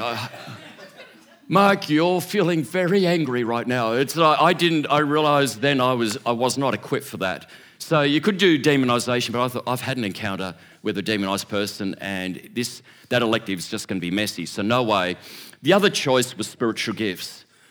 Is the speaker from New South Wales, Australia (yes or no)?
yes; Sydney, New South Wales, Australia; growing up in Churches of Christ in Sydney.